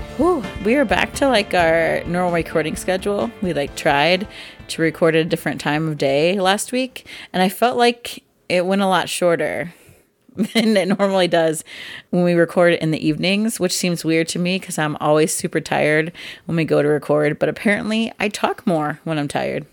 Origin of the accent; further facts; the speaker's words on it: Midwest, United States; I'm from the Midwest